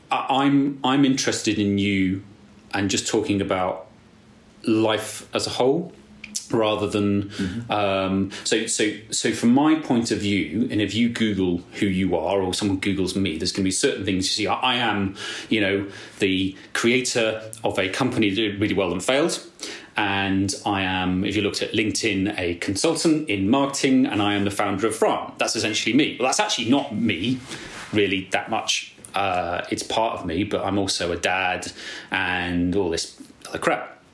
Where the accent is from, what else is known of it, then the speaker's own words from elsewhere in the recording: England, United Kingdom; And I think there's a lot of, particularly being English, a lot of social barriers and this apologetic thing.